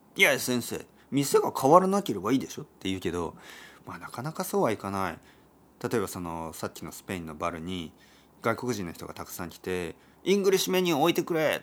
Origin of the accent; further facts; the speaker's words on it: Oita, Japan; 僕の出身は大分県ですけど